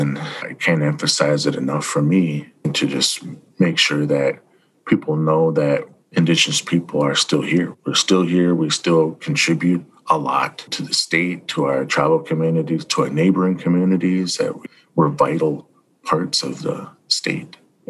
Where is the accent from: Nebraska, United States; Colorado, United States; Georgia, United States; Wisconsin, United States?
Wisconsin, United States; Lac Courte Oreilles Band of Ojibwe; I'm from the Lakota Band of Ojibwe in Wisconsin.